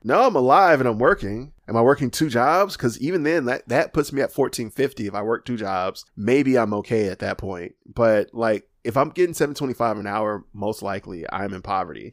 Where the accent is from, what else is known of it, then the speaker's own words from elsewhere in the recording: Alabama, United States; I'm from Alabama